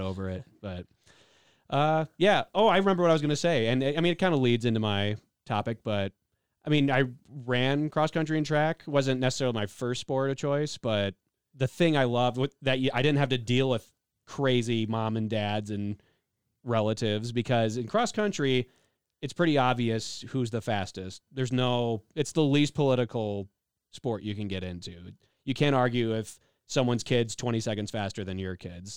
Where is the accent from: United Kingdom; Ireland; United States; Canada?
United States; Illinois; I'm from Illinois